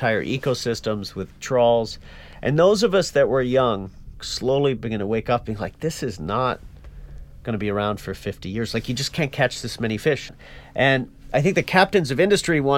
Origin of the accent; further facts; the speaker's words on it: Newfoundland and Labrador, Canada; moved away; I was born and raised in Newfoundland, Canada, most eastern point in all of North America